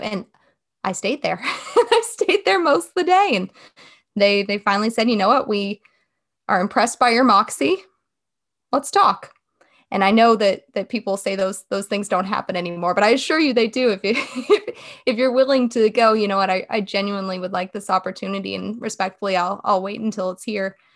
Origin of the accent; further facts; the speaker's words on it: West Coast, United States; now in Wake Forest, United States; I'm originally from the West Coast